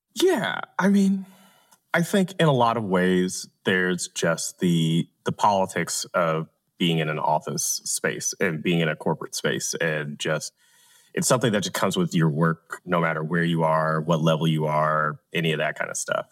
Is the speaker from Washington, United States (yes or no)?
no; Atlanta, Georgia, United States; I'm from Atlanta. I'm A T L, born, bred, and raised